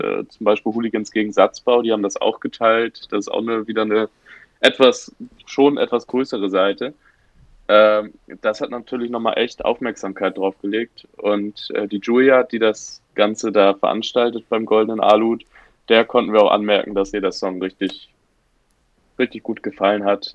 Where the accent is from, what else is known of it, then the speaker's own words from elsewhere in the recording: Bad Schwartau, Schleswig-Holstein, Germany; wir äh, vier Dösbaddel aus Bad Schwartau